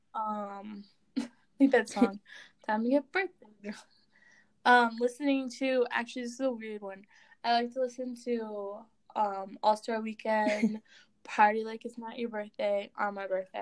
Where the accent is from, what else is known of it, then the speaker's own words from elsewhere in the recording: Grand Forks, North Dakota, United States; my my hometown's an hour and a half from the border.